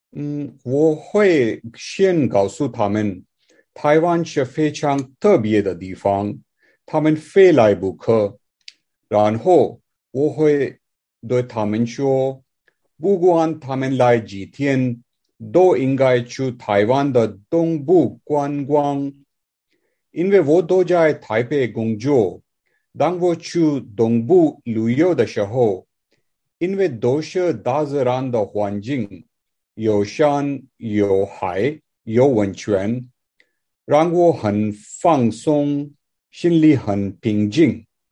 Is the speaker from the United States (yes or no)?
yes; California, United States; Chinese is a second language; moved away as an adult; now in Taiwan; 我是从美国亚洲来的。我第一次来台湾是在四五年前